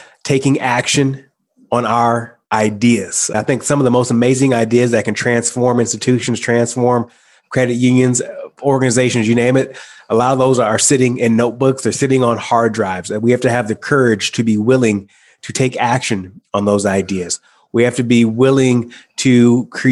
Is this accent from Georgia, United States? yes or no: no; Michigan, United States; moved away; I decided to go back home to my hometown, my small hometown in Michigan